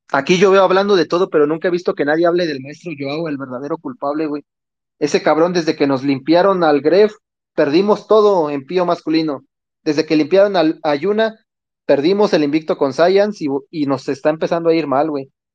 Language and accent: Spanish; Mexico; somos propios mexicanos